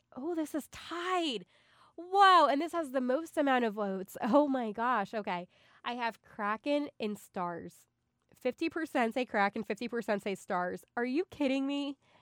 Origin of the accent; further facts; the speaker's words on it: Philadelphia, Pennsylvania, United States; I'm from Philly